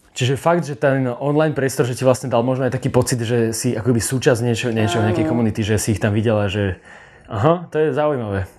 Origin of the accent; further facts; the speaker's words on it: Slovakia; Prečo sme my Slováci takíto?